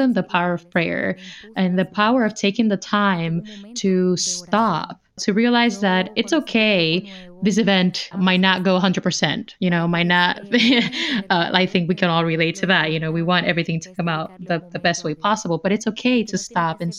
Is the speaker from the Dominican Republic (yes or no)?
yes; Dominican Republic; moved away; I'm originally from the 9th province. I come from the Dominican Republic.